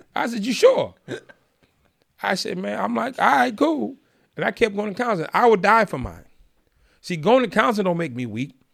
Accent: Boston, Massachusetts, United States; I'm from Boston

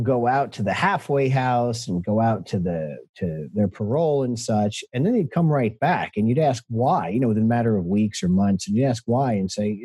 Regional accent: New Jersey, United States; I'm from New Jersey originally

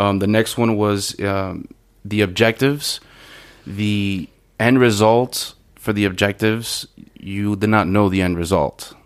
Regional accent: Miami, Florida, United States; I'm from Miami, uh, from Little Havana, and um, not the best of neighborhoods.

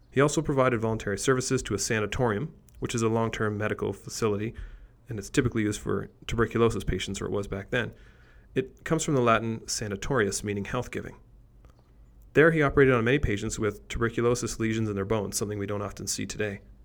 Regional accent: Canada; despite being Canadian, I don't speak French

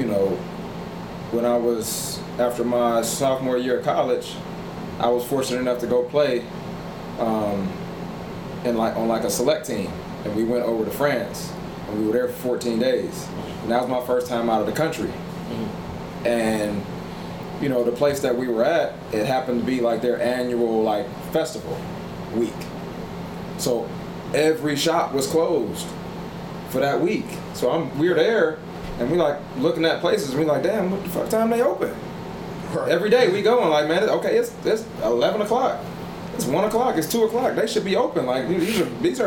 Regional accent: United States; you're from America

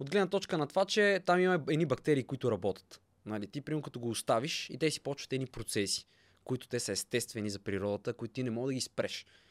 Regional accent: Bulgaria; съм българин

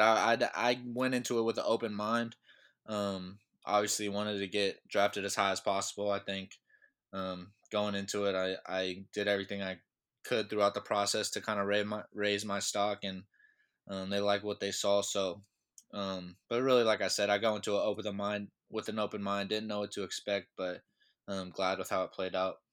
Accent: Sacramento, California, United States; I'm from Sacramento, California, so I'm up in Northern California

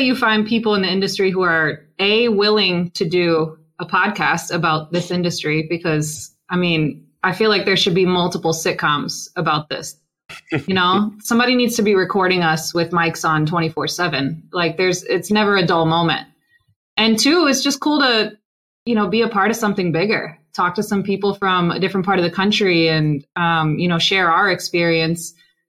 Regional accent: Milwaukee, Wisconsin, United States; now in Tampa, United States; I'm from Milwaukee.

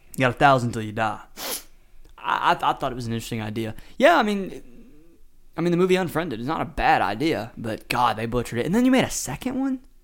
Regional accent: the South, United States; accent: Southern; I have a Southern draw.

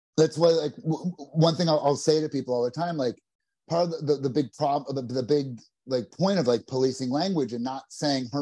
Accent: New Jersey, United States; I'm from New Jersey

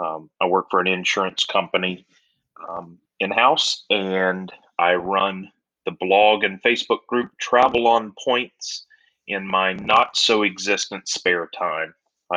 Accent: Southern Virginia, United States; moved away as an adult; also born or lived in Baltimore; I grew up in Southern Virginia, went to high school, college down there, moved to Baltimore to go to law school.

